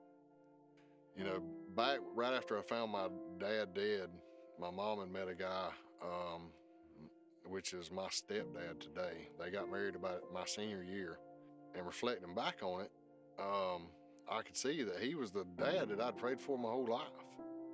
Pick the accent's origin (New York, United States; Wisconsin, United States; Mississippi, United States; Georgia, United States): Georgia, United States; South; Growing up in South Georgia